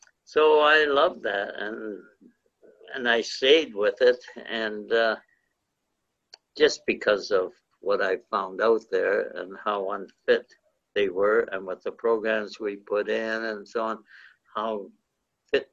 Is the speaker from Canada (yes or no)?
yes; St. Catharines, Ontario, Canada; I grew up in St. Catharines